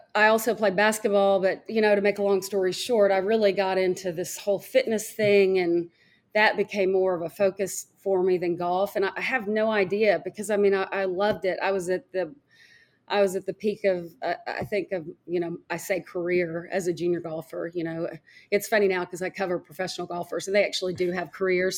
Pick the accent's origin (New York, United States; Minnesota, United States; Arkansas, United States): Arkansas, United States; Fayetteville; I grew up in Fayetteville, Arkansas